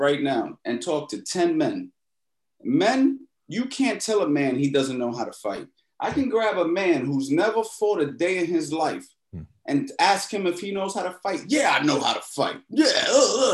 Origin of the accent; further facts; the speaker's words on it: New York City, New York, United States; now in West Palm Beach, United States; I grew up in New York City.